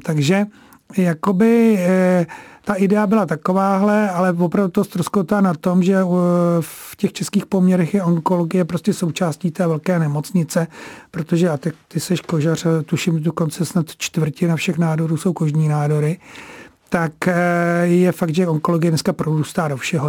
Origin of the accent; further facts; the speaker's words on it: Prague, Czechia; já sám jsem se narodil na Vinohradech v porodnici